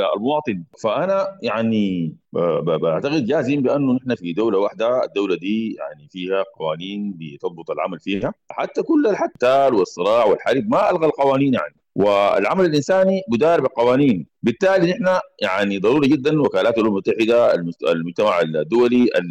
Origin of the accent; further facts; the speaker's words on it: Sudan; عندنا في السودان